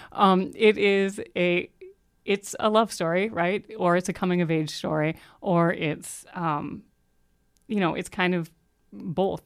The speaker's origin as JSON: {"language": "English", "region": "Ohio", "country": "United States", "said": "I'm from Ohio"}